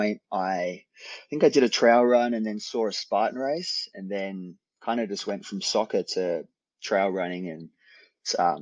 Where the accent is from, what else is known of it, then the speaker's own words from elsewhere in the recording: Australia; accent: Australian; I'm Australian, born in Australia